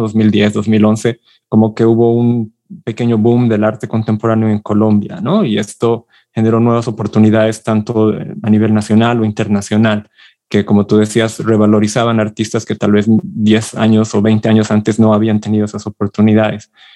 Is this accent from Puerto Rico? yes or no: no; Bolivia; yo soy de Bolivia